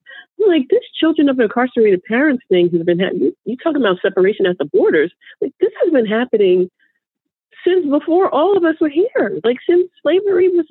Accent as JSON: {"language": "English", "region": "New York", "country": "United States", "said": "I'm from New York."}